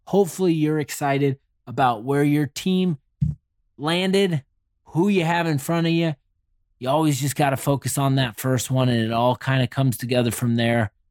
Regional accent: Indianapolis, Indiana, United States; I am from Indy.

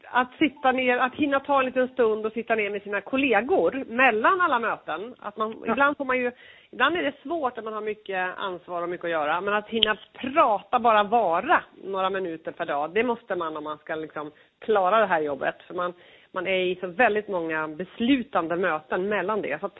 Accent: Örebro County, Sweden; man representerar ju ett län, jag är ju från Örebro län.

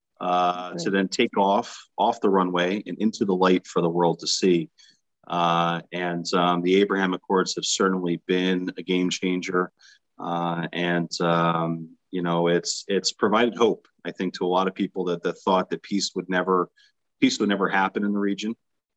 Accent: United States; me as an American

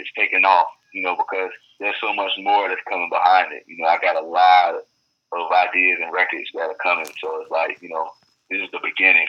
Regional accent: Fort Lauderdale, Florida, United States; moved away as an adult; also born or lived in Atlanta; now in Los Angeles, United States; born and raised in Florida, Fort Lauderdale, Florida.

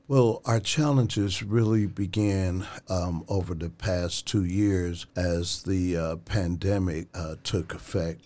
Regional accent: Cincinnati, Ohio, United States; moved away as an adult; now in Dayton, United States; I'm from Cincinnati

